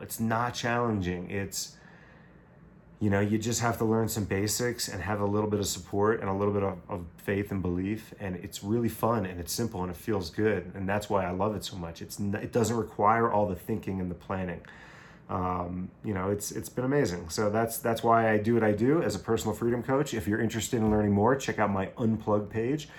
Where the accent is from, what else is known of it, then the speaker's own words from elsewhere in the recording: Long Island, New York, United States; moved away as an adult; also born or lived in Buffalo / Caribbean; growing up on Long Island